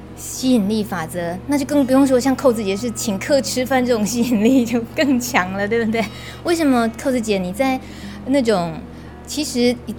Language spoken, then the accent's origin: Chinese; Taiwan; 以我们台湾人